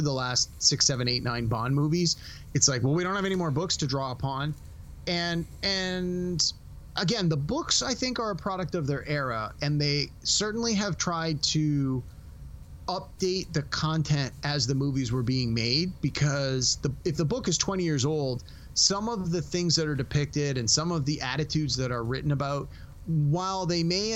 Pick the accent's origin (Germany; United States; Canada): Canada; As a Canadian